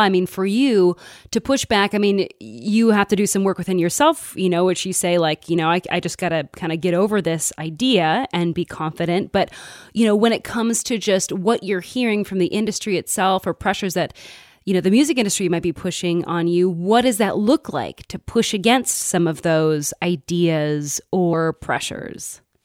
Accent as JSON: {"language": "English", "region": "Midwest", "country": "United States", "tie": "born or raised there", "said": "growing up in the Midwest"}